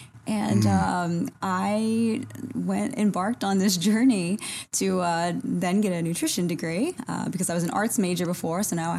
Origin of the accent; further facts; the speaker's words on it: South Louisiana, United States; moved away as an adult; So, I grew up in South Louisiana.